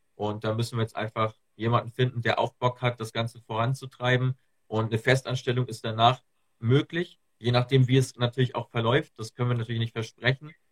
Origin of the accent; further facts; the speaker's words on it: Germany; ich komme hier aus, Ham aus der Nähe von Hamburg, aus dem, aus dem hohen Norden